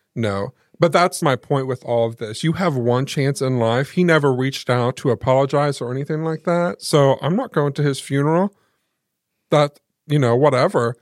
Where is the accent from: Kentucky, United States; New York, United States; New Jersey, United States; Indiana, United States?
Indiana, United States; Muncie; also born or lived in Selma; we lived in Muncie